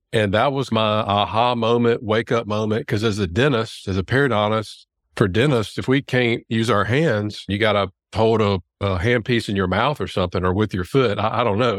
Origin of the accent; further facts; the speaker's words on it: Louisiana, United States; there's a D O school here in my hometown in Louisiana